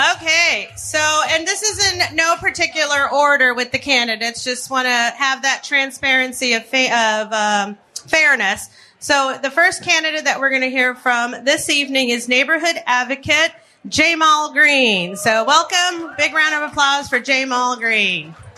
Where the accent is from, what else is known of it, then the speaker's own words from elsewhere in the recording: Chicago, Illinois, United States; I'm a Chicagoan